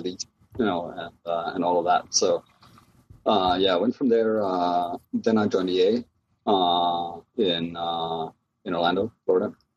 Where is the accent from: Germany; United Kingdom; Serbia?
Germany; moved away as an adult; also born or lived in Southern California; now in United States; I'm originally from Germany. I uh, came to the U.S. right around oh, must been 2000.